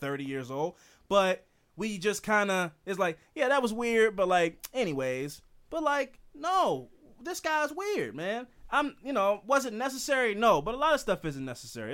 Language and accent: English; Baltimore, Maryland, United States; I'm from Baltimore.